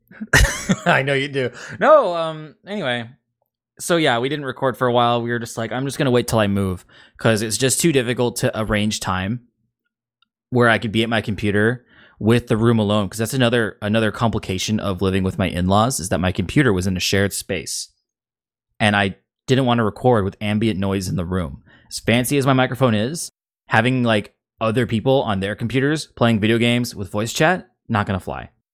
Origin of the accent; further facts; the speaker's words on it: Seattle, Washington, United States; growing up in the Seattle area 'cause I don't think our accent's that anything special